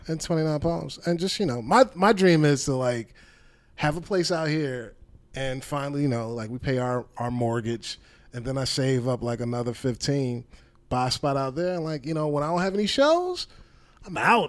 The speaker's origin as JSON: {"language": "English", "town": "Hampton", "region": "Virginia", "country": "United States", "tie": "born or raised there", "moved": "as an adult", "lives_now": "Los Angeles, United States"}